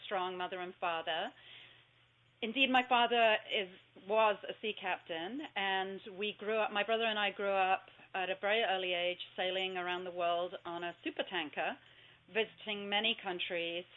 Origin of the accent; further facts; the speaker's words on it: Southport, North West England, United Kingdom; moved away; I was born in Southport